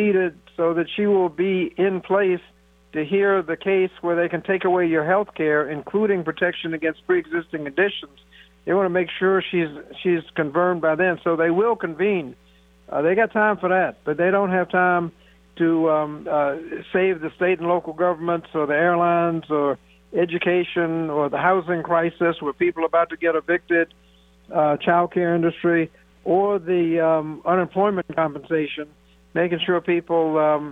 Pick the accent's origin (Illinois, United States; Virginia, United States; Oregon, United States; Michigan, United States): Virginia, United States; Newport News; my hometown, Newport News, Virginia